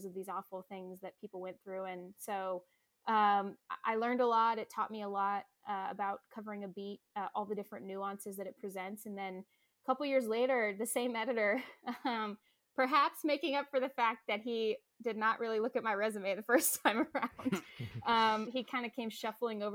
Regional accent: Phoenix, Arizona, United States; also born or lived in Seattle; I moved back down to Phoenix, my hometown.

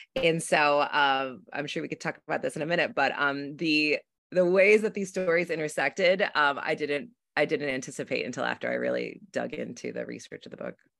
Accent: south of Buffalo, Western New York, United States; now in Brooklyn, United States; I'm from actually Western New York, a small town in, um, south of Buffalo, but I live in Brooklyn

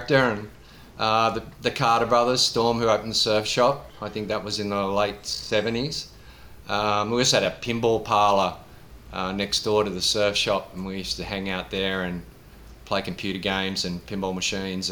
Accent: Sydney, New South Wales, Australia; I grew up in Bondi

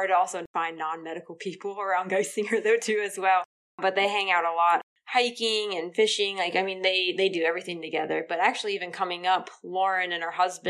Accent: Hershey, Pennsylvania, United States; now in Danville, United States; I grew up in Hershey

